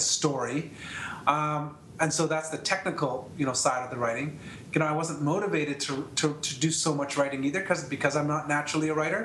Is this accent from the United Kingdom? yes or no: no; Canada; I'm from Canada